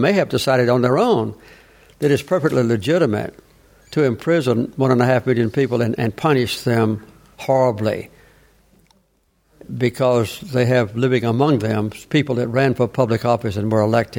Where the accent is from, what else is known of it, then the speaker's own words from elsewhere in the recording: the South, United States; I grew up with it in the South with anti-black. When I was a child, I had no white neighbors. All my neighbors were black